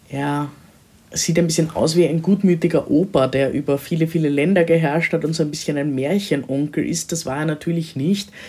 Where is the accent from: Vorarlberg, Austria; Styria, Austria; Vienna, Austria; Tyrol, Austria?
Vienna, Austria; Heute werde ich euch entführen in die Stadt Wien, in meine Heimatstadt natürlich.